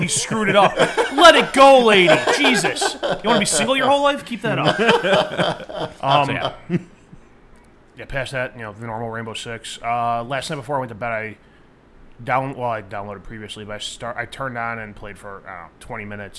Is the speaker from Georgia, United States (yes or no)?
no; Chicago, Illinois, United States; I'm from Chicago.